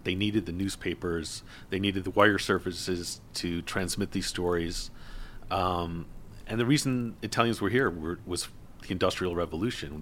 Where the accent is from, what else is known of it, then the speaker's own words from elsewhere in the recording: Buffalo, New York, United States; in Buffalo, my hometown